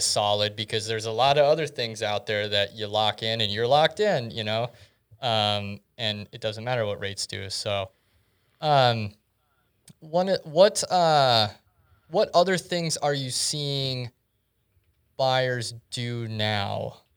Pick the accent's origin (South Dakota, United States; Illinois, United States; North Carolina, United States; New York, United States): South Dakota, United States; growing up in South Dakota through two thousand seven, two thousand eight